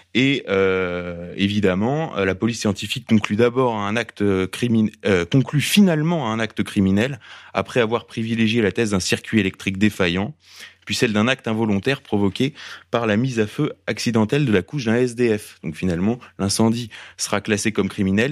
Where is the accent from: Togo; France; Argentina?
France; Paris, Île-de-France; on est parisien